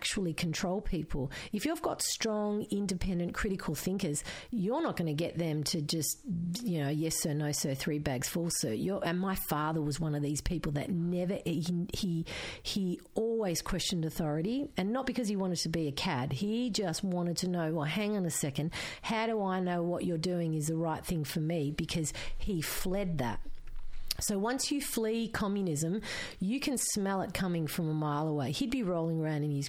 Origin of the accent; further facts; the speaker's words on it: Geelong, Victoria, Australia; first language Croatian; English is a second language; School was hard, but I went to Holy Family Primary School in Geelong